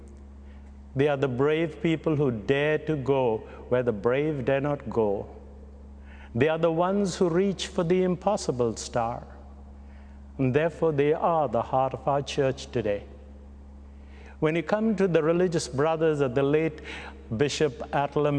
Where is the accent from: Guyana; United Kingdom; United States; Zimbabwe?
Guyana; also born or lived in Mumbai, India; now in Canada; I was born in Bombay, bred in Guyana, and buttered in Canada